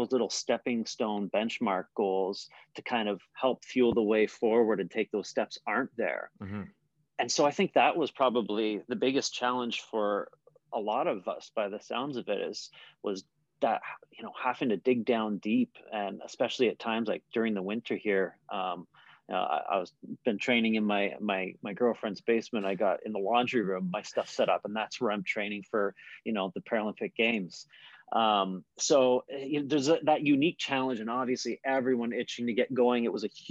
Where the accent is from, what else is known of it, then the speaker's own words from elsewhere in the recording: Canada; I'm a Canadian wheelchair racer